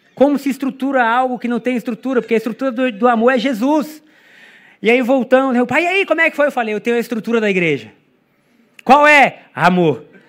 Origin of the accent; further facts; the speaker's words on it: Brazil; Do Brasil.